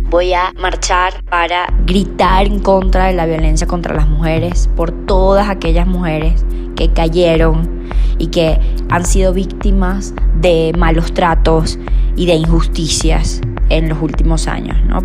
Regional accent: Venezuela; soy venezolana

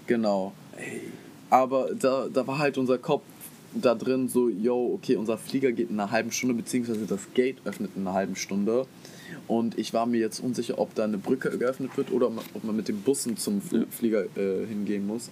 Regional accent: Germany

